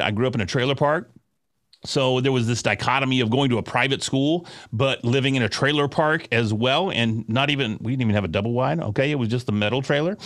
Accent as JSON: {"language": "English", "town": "Sherman", "region": "Texas", "country": "United States", "said": "I'm from Sherman, Texas"}